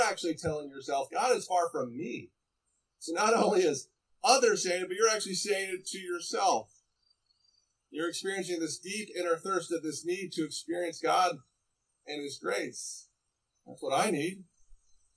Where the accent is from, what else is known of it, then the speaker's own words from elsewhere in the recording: Estes Park, Colorado, United States; moved away; I grew up in Estes Park